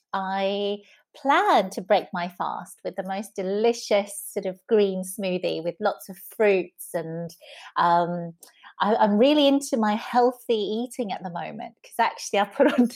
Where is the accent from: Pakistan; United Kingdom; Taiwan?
Taiwan; southern Taiwan; also born or lived in Taipei; For me, I grew up with my family, my maternal grandparents in southern Taiwan until I was five. I was born in Taipei, but my parents worked in the city.